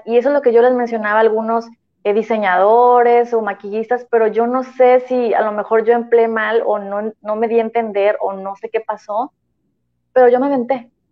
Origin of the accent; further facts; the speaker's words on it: Tampico, Huasteca, Mexico; now in Tampico, Mexico; soy de, de la Huasteca, y sentía, bueno, y también Jaiba, ¿verdad? Mitad Huasteca, mitad Jaiba